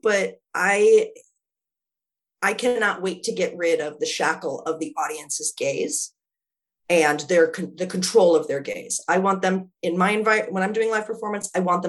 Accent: Wisconsin, United States; now in Philadelphia, United States; I am a lesbian from Wisconsin

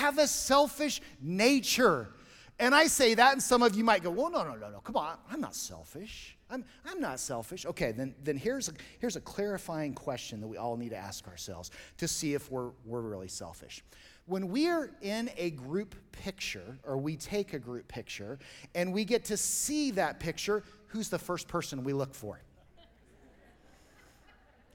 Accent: Colorado, United States; I grew up here in Colorado

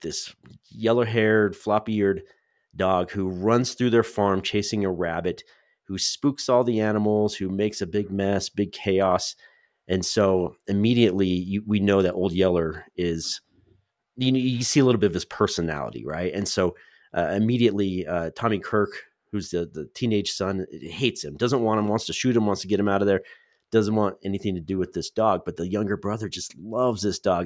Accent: Central California, United States; I grew up in Central California

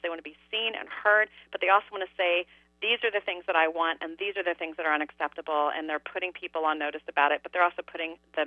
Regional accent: Midwest, United States; because I'm from the Midwest

